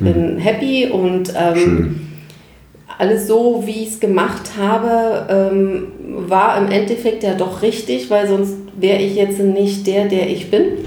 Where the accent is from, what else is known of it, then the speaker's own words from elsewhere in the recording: Berlin, Germany; also born or lived in Warnemünde; bin halt ein klassisches Berliner Kind. Und Berlin ist einfach meine Heimat und äh, bin da groß geworden